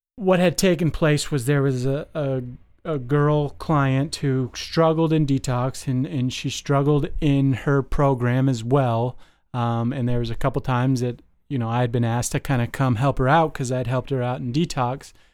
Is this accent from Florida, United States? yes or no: no; Las Vegas, Nevada, United States; moved away; I grew up in Las Vegas